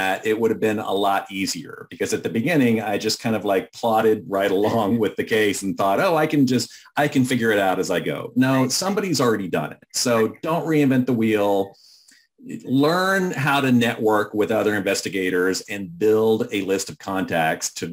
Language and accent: English; Austin, Texas, United States; I'm from Texas. I came home to Austin